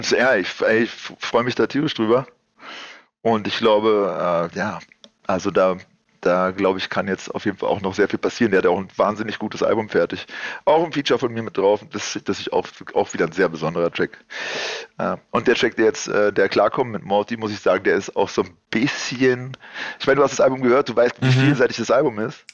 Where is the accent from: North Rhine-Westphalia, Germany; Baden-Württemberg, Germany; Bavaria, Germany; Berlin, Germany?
Berlin, Germany; ich bin Kreuzberger aus Berlin